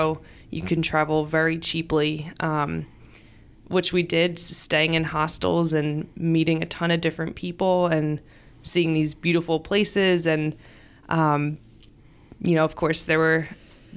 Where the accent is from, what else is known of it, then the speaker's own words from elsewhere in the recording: Voorhees, New Jersey, United States; I was born and raised in Voorhees